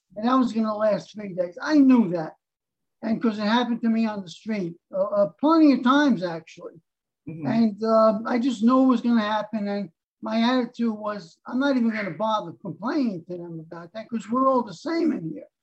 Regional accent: New York City, New York, United States; also born or lived in Harlem, New York City; I was born in Harlem, and then our family moved up to the Bronx

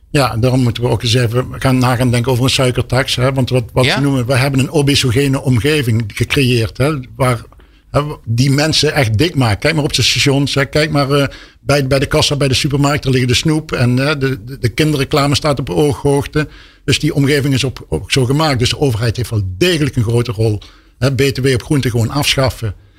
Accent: Helmond, North Brabant, Netherlands; ik kom zelf uit Helmond

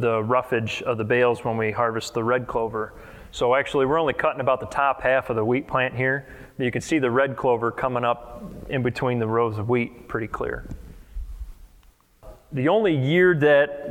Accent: near DeKalb, North Central Illinois, United States; I'm 27, I'm from North Central Illinois up by DeKalb, if anybody's familiar with that, about 70 miles west of Chicago.

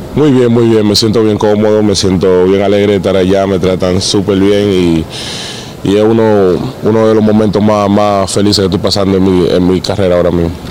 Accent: Dominican Republic; moved away as an adult; now in Bilbao, Spain; estar acá en mi país

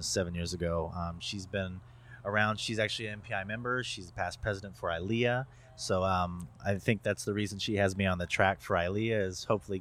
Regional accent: United States; I'm American

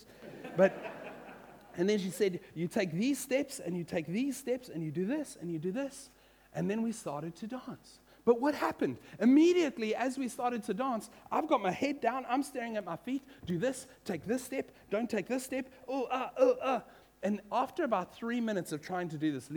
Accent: Western Cape, South Africa; also born or lived in United States; I grew up in South Africa, and I'd moved from America when I was 10 into a small Afrikaans farming village, grape farming area in the Boerlands of the Cape.

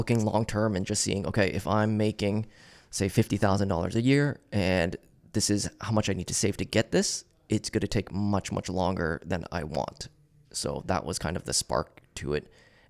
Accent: Kitchener, Ontario, Canada; Yeah, so I was born and raised in Kitchener.

